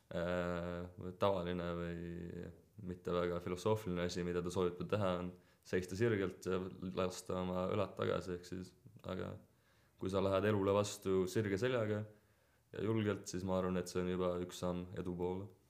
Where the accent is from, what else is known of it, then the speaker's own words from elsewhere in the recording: Estonia; ma olen siin sündinud ja see on alati oluline osa minu elust